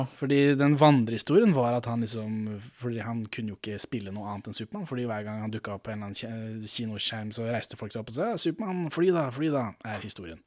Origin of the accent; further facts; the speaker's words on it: Norway; jeg er ikke fra Sverige, jeg er fra Norge